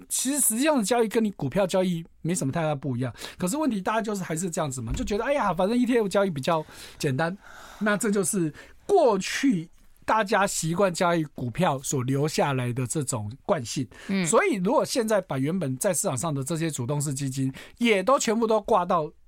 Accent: Taiwan; 我们台湾人口就两千多万

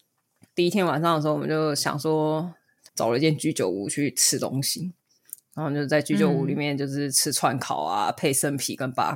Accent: Taiwan; 还有像我们台湾人

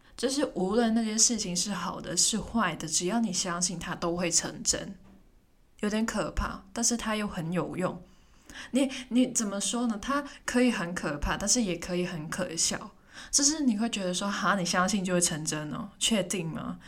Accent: Hong Kong; moved away as an adult; now in Taipei, Taiwan; 我也是香港人

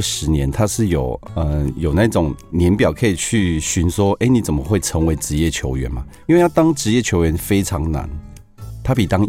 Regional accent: Hualien, Hualien County, Taiwan; 因为我出生于花莲嘛，

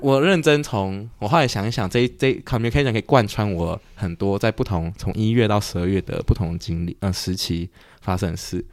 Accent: Taiwan; 在台湾出生

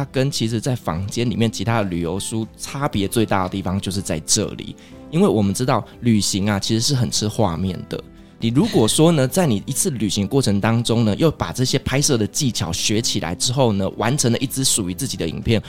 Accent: Kaohsiung, Taiwan; 没错，就跟我的家乡一样，是一个充满爱与温度的地方。

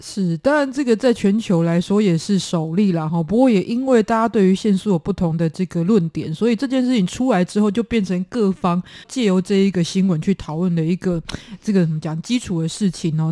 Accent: Taiwan; 我们台湾小时候在夜市玩捞金鱼

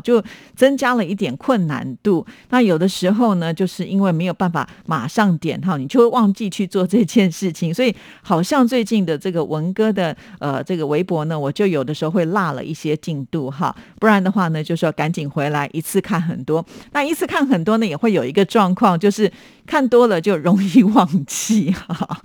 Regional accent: Taiwan; 虽然我们身为台湾人

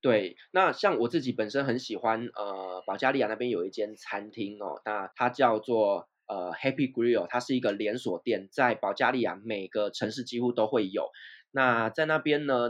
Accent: Taiwan; moved away as an adult; also born or lived in Turkey; 在土耳其的台湾人圈子里面

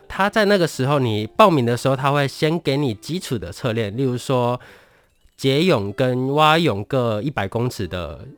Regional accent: Tainan, Taiwan; 因为我本身是台南人，我工作的地方在南科

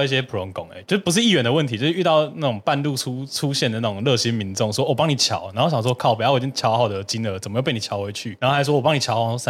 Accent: Tainan, Taiwan; 我是台南人啦

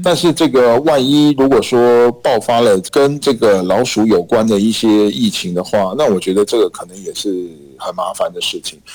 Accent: Taiwan; 我们台湾人讲的

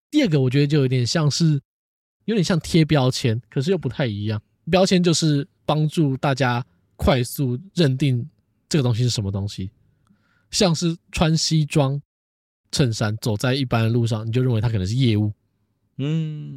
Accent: Taoyuan, Taiwan; 我们桃园人哦，从小看阿方装潢长大了

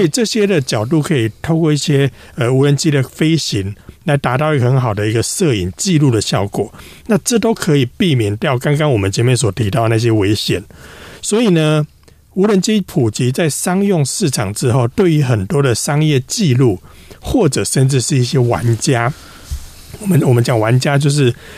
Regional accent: Taiwan; 我们台湾这边

